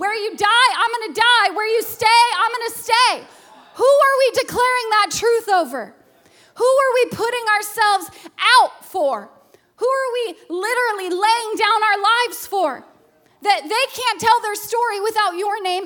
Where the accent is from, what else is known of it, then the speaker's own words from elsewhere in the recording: Alaska, United States; a child who was abused growing up in Alaska